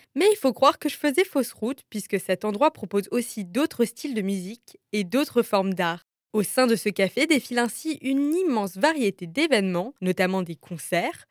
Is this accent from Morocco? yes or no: no; Strasbourg, Grand Est, France; moved away as an adult; also born or lived in Lyon; une petite Strasbourgeoise qui a passé deux ans à Lyon et qui avait bien besoin de retrouver ses racines. Cette petite Strasbourgeoise, c'est moi